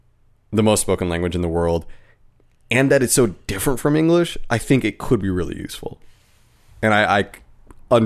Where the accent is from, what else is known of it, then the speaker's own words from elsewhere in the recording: Southern California, United States; I grew up in Southern California